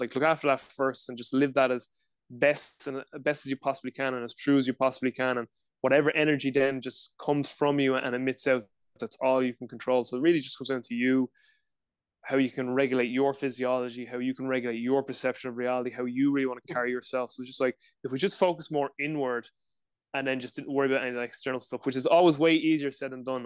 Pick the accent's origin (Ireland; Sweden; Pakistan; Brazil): Ireland; Dublin, Leinster; I'm from Dublin, Ireland, live in Ireland uh, currently as well